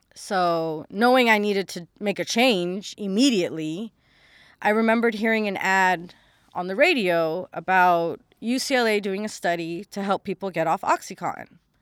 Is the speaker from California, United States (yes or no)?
yes; Los Angeles, California, United States; born and raised in Los Angeles, California